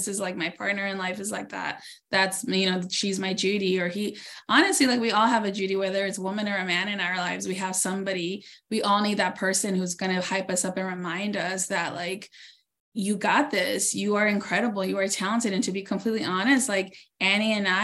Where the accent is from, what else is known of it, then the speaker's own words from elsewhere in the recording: Norwalk, California, United States; I'm from Norwalk, California, here in LA. Like, we both grew up from humble beginnings